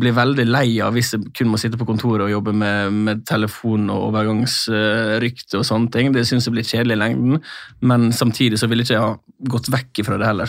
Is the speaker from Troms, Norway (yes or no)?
no; Sunnmøre, Møre og Romsdal, Norway; moved away; for min del som sunnmøring